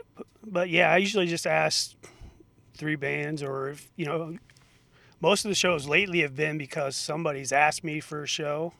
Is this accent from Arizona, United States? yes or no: no; Knoxville, Iowa, United States; now in Perry, United States; I grew up in Knoxville, Iowa